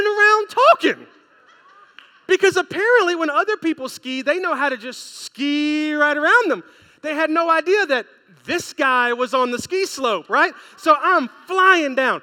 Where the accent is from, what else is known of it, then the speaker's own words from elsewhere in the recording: Memphis, Tennessee, United States; I'm from Memphis, Tennessee